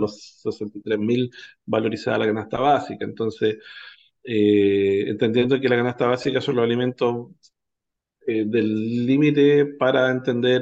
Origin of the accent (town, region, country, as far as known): Chile